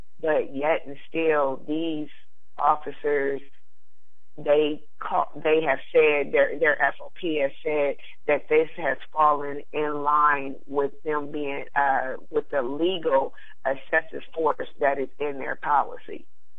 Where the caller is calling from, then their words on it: Columbus, Ohio, United States; I am from Columbus, Ohio.